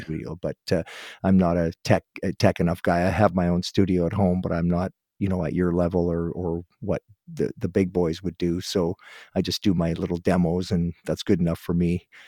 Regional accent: Guelph, Ontario, Canada; Guelph, Ontario, that's my hometown, that's where I was born.

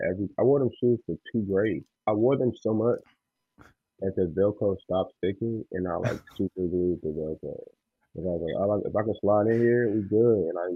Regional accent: Chicago, Illinois, United States; I am a rapper from Chicago.

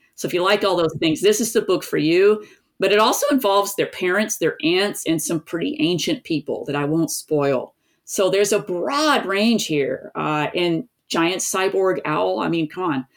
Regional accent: East Tennessee, United States; I grew up in East Tennessee

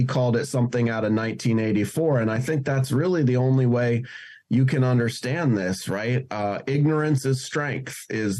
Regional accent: Seattle, Washington, United States; also born or lived in New York; my hometown of Seattle

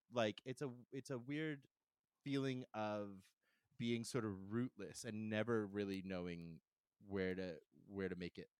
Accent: Calgary, Alberta, Canada; moved away; also born or lived in Vancouver; I'm from Calgary originally.

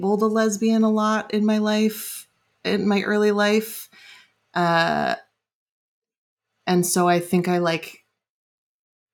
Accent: Bay Area, California, United States; I grew up in the Bay Area.

